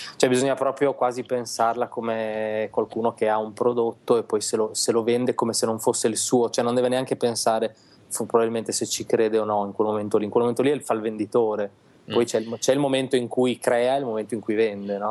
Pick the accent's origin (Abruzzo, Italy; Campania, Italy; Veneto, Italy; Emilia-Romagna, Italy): Emilia-Romagna, Italy; Reggio Emilia; now in Milan, Italy; Siamo nati tutti, è vero, tutti e due a Reggio Emilia